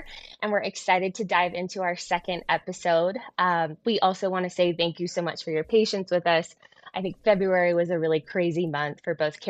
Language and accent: English; San Diego, California, United States; now in Colorado, United States; I'm born and raised in San Diego